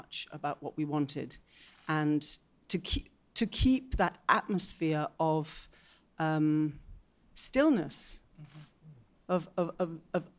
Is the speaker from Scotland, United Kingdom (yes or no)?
yes; Scotland, United Kingdom; as a Scot